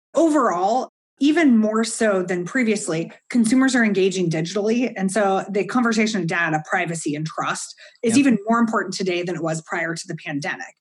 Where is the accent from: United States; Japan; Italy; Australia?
United States; I'm an American